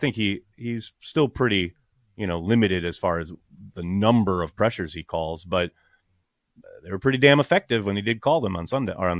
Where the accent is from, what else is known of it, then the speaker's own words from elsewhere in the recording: United States; I'm American.